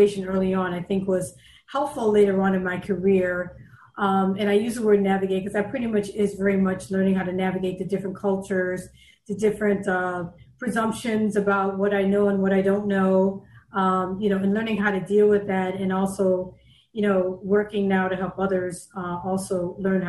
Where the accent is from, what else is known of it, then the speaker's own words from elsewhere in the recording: New York City, New York, United States; moved away as an adult; now in Washington, D.C., United States; I'm from New York, I'm from the Bronx, and growing up there